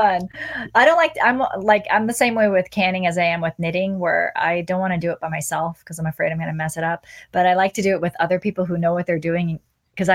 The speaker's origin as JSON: {"language": "English", "town": "Portland", "region": "Oregon", "country": "United States", "tie": "born or raised there", "moved": "yes", "said": "I grew up in Portland, but I lived away for many, many years. And so, and I came back"}